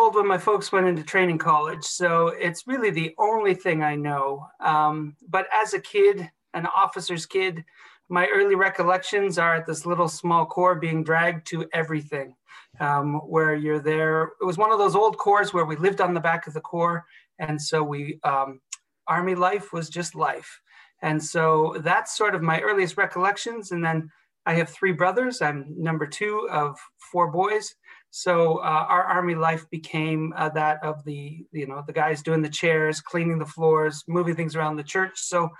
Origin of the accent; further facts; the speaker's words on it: Ontario, Canada; also born or lived in Toronto / Halifax; I was born in Toronto, in Canada. I'm an officer's kid, though, so I grew up all over, mostly in Ontario, which is sort of center of Canada, but did spend 4 very important formative years in my teens in Halifax, Nova Scotia